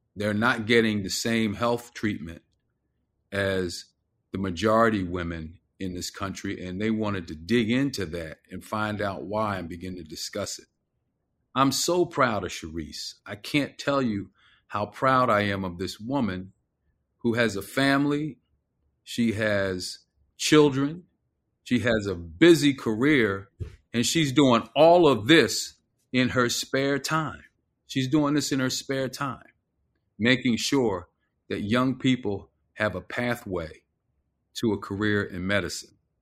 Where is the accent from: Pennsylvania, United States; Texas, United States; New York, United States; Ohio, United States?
Pennsylvania, United States; Philadelphia; moved away; my hometown